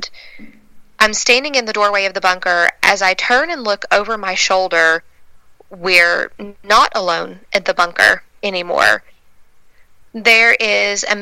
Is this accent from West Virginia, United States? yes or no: yes; West Virginia, United States; growing up in West Virginia